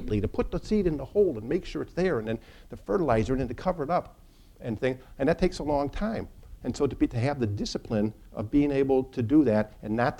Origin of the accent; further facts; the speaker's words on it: Northern Illinois, United States; now in Chicago, United States; I'm from Northern Illinois and I live in Chicago